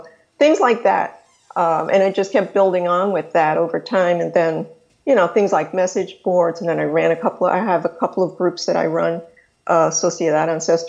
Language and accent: English; New York City, New York, United States; also born or lived in California; now in Florida, United States; I was born in New York. I'm from the South Bronx and Queens and then the other boroughs as well, moving around New York before I finally moved to California, then now live in Florida.